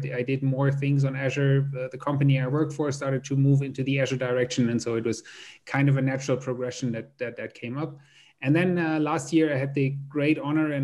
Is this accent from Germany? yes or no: yes; Germany; I'm from Germany, actually Southern Germany.